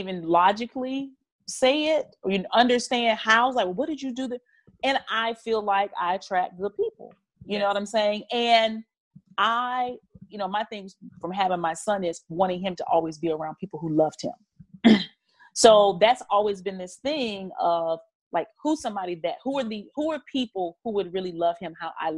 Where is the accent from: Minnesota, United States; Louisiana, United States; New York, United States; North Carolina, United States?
North Carolina, United States; I'm from North Carolina. I was grew up on a farm.